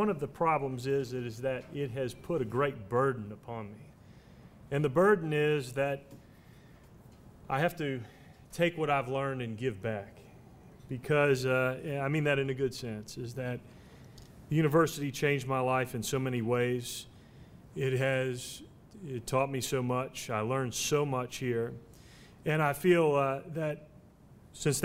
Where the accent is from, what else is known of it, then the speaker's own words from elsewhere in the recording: New Orleans, Louisiana, United States; I was from New Orleans